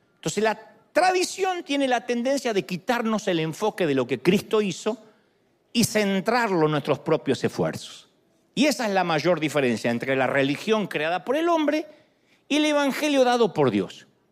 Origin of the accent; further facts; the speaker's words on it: Argentina; moved away; Era la idea que yo tenía en Argentina. De niño